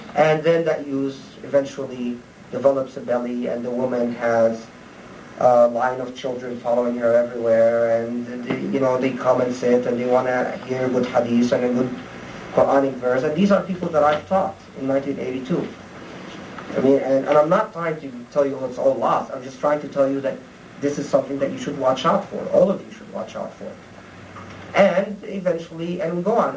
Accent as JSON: {"language": "English", "country": "Egypt", "tie": "born or raised there", "moved": "yes", "said": "I grew up in Egypt"}